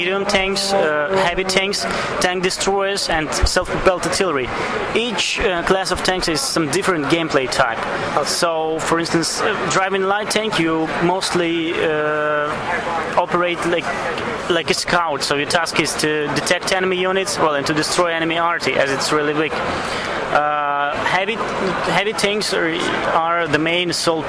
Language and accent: English; Belarus; we are from Belarus